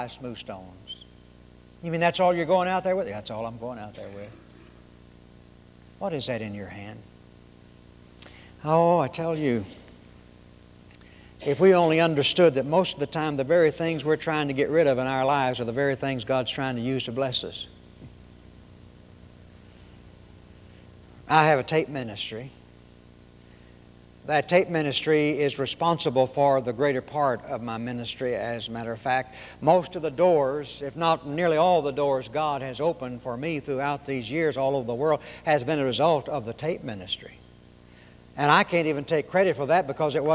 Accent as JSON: {"language": "English", "region": "Arkansas", "country": "United States", "tie": "born or raised there", "also_born_or_lived": "Oklahoma", "moved": "yes", "lives_now": "Texas, United States", "said": "I was born in Oklahoma, raised in Arkansas, and live in Texas"}